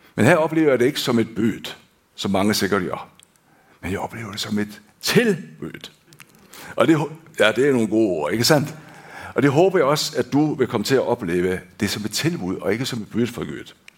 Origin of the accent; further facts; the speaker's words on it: Denmark; now in Hånes, Norway; Jeg er født og opvokst i Danmark